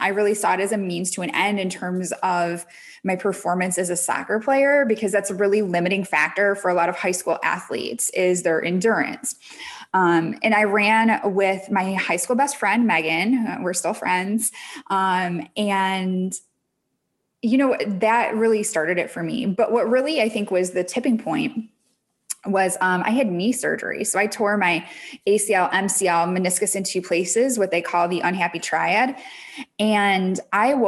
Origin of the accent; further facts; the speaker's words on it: Michigan, United States; now in Connecticut, United States; I am from Michigan originally. Now I live in Connecticut